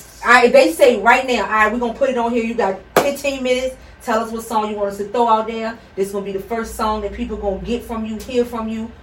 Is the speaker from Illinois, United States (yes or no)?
no; Richmond, Virginia, United States; also born or lived in Washington, District of Columbia, United States; I'm from DC, and I moved here when I think I was 6 or 7 or whatever.